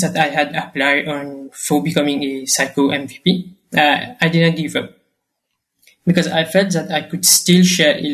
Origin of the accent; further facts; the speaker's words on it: Mauritius; I am from Mauritius